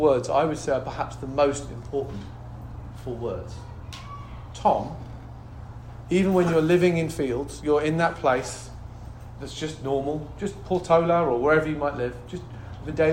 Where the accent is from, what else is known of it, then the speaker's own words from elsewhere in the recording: United Kingdom; moved away; I'm obviously British